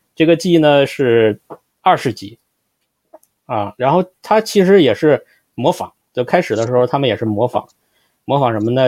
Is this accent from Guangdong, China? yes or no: no; Shijiazhuang, Hebei, China; 我们都是来自二三线城市